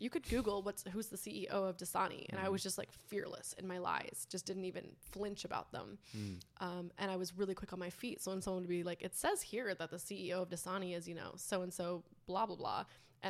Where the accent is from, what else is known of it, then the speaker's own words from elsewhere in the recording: French Polynesia; born there; I was born in Tahiti. My biological father passed away when I was 6 months old.